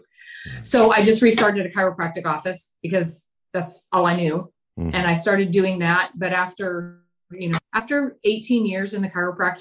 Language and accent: English; near Bozeman, Montana, United States; born or raised there; moved away